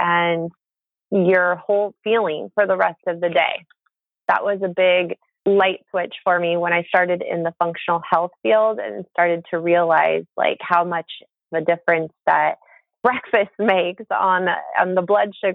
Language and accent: English; Monterey, California, United States; now in Bay Area, United States; my hometown, which is beautiful Monterey, California